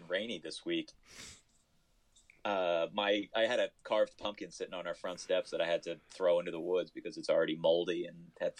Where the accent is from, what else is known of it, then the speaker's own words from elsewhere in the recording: Canada; Oh, I'm and Canadian.